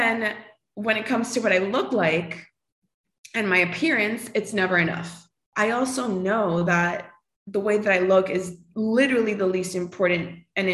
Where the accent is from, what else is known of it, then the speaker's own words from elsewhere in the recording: Costa Rica; moved away as an adult; now in Miami, United States; I live in Miami, like you mentioned. I was born and raised in Costa Rica. So I lived there until I was like 19.